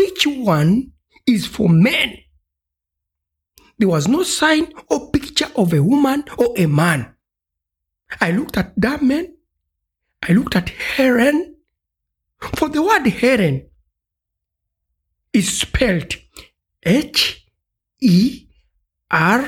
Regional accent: Uganda; ich komme aus Uganda

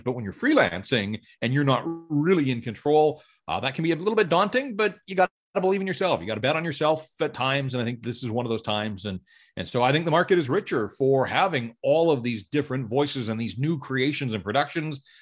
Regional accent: North Vancouver, British Columbia, Canada; grew up in North Vancouver and, and so born and raised in Metro Van and, and this is home

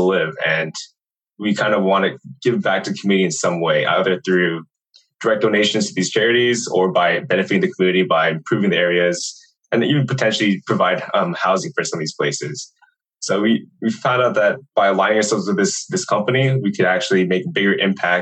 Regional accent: Redondo Beach, California, United States; moved away; I was originally from Redondo Beach, California

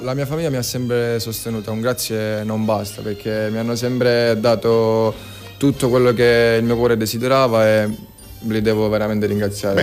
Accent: Sicily, Italy; siamo, siamo siciliani

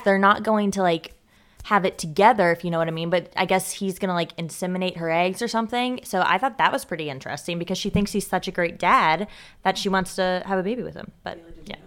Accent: Louisville, Kentucky, United States; now in Cincinnati, United States; my hometown, Louisville

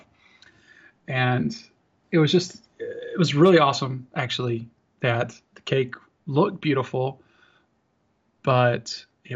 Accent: North Carolina, United States; I'm from North Carolina

